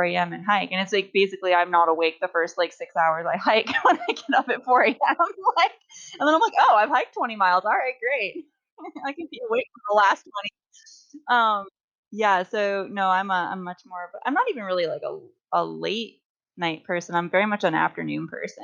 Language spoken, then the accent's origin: English; Midwest, United States; moved away as an adult; also born or lived in Pacific Northwest; I grew up in the Midwest